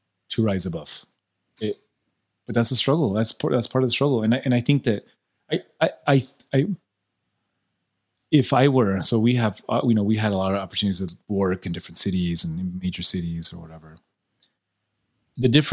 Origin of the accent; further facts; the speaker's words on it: El Paso, Texas, United States; I'm a doctor from El Paso, like, in El Paso